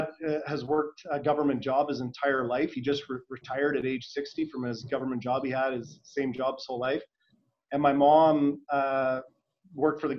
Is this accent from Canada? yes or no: yes; Hanna, Alberta, Canada; I grew up in Hanna, Alberta